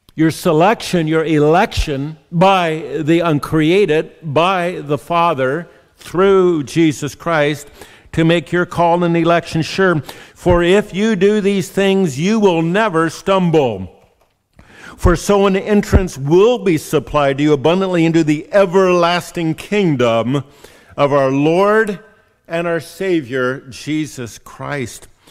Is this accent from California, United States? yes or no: yes; California, United States; being a Californian